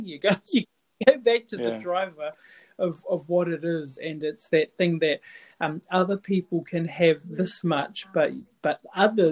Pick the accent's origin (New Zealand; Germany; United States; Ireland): New Zealand; Tauranga, Bay of Plenty; I'm from Tauranga. I'm from the East Coast.